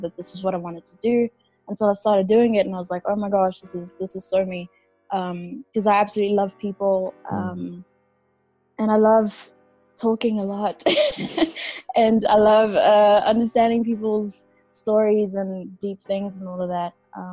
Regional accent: South Africa; born and raised in South Africa, I have Kenyan parents.

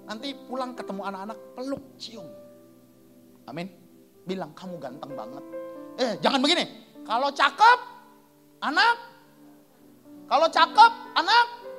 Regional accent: Sumatra, Indonesia; Saya ini orang Sumatera.

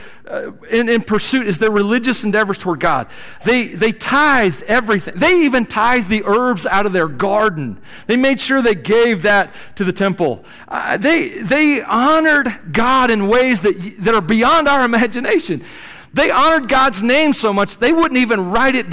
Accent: Tennessee, United States; moved away; we're from Tennessee

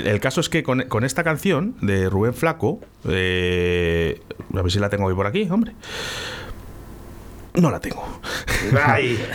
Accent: Valladolid, Castile and León, Spain; Yo soy de La Rondilla.

